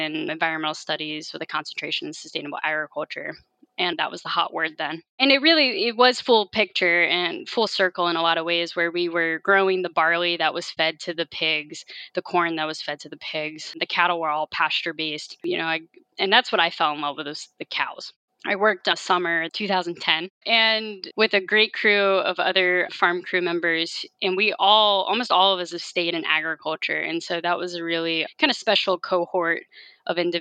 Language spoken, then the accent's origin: English; Harrisonburg, Virginia, United States; moved away as an adult; also born or lived in Colorado; now in California, United States; I grew up in the Shenandoah Valley of Virginia in Harrisonburg, Virginia